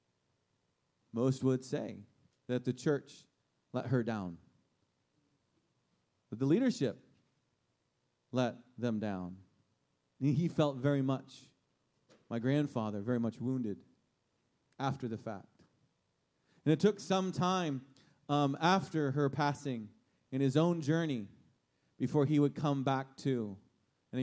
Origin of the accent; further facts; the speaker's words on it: Steelers territory, Pennsylvania, United States; moved away; I'm from Steelers territory.